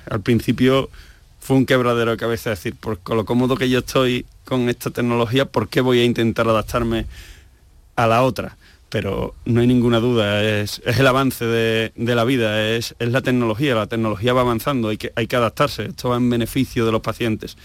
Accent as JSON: {"language": "Spanish", "town": "Seville", "region": "Andalusia", "country": "Spain", "also_born_or_lived": "Asturias", "moved": "as an adult"}